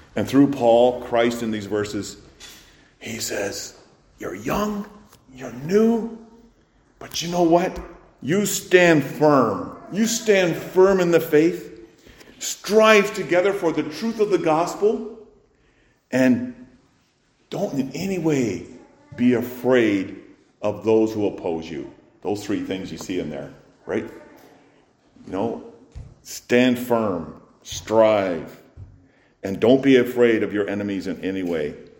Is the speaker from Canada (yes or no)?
yes; Canada; as Canadian citizens, of course, we observe Remembrance Day